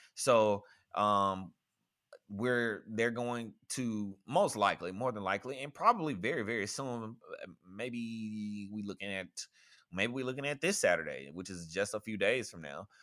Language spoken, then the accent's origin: English; rural Mississippi, United States; my hometown um is I think the population is like 2000 or something